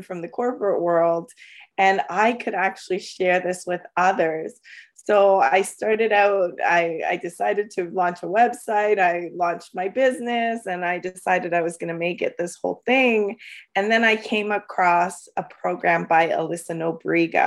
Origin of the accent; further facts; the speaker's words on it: London, Ontario, Canada; also born or lived in El Salvador; I'm from London, Ontario, Canada. I've grown up here all my life. I came when I was five. I was born in El Salvador